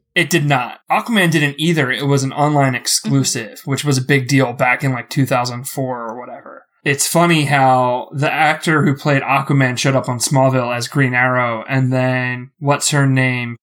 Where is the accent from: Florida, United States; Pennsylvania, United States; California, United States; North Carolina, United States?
Pennsylvania, United States; Philadelphia; I'm from Philly